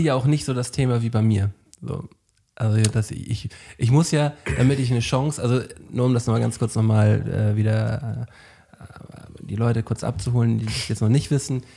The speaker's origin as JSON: {"language": "German", "town": "Flensburg", "region": "Schleswig-Holstein", "country": "Germany", "moved": "as an adult", "lives_now": "Hamburg, Germany", "said": "Ich bin ein Flensburger, der jetzt seit acht Jahren in Hamburg wohnt"}